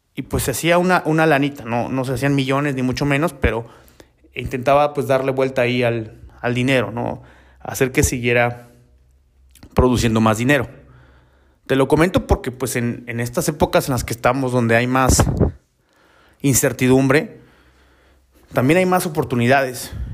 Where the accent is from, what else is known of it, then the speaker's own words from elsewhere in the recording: Oaxaca, Mexico; also born or lived in Mexico City; yo soy de Oaxaca